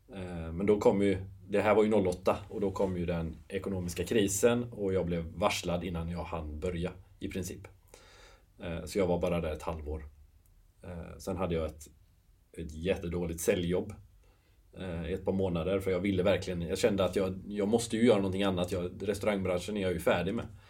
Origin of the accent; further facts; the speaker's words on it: Nossebro, Västra Götaland, Sweden; moved away as an adult; also born or lived in London / Ireland; now in Gothenburg, Sweden; jag är uppväxt i Nossebro, 8 mil ifrån Göteborg